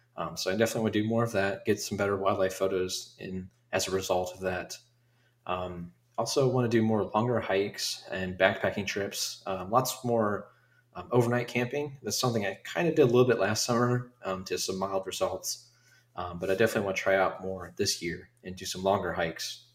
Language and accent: English; Dayton, Ohio, United States; here in my hometown